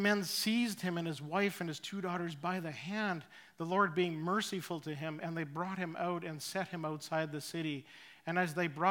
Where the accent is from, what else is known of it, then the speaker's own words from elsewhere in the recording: Saskatchewan, Canada; moved away as an adult; also born or lived in Richmond; now in Chilliwack, Canada; we moved from Saskatchewan, where my wife and I were both born, we ended up in Richmond